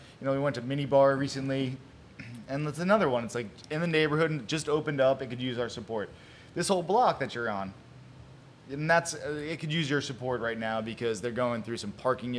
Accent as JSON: {"language": "English", "town": "Long Beach", "region": "New York", "country": "United States", "tie": "born or raised there", "moved": "yes", "said": "The same thing used to happen up in Long Beach, where I grew up in New York."}